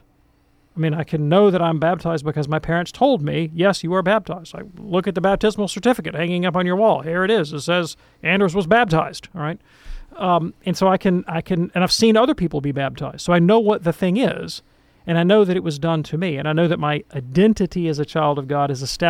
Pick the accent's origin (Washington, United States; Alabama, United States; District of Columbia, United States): Alabama, United States; Birmingham; I grew up in Protestant land here in Birmingham, Alabama, one of the most Protestant cities in America